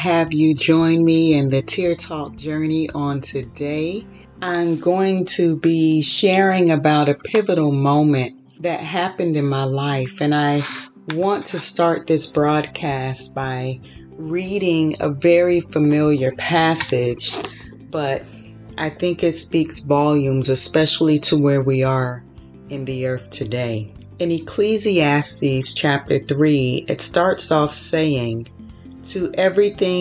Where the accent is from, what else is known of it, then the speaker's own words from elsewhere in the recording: Florida, United States; moved away as an adult; also born or lived in Chicago; now in California, United States; I was born and raised in Florida. Then I moved to Chicago, lived there for 8 years, and then moved to California